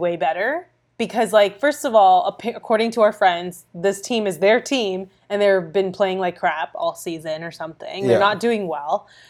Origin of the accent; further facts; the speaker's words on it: Brampton, Ontario, Canada; I'm from Toronto. Like, I'm from yeah. Brampton.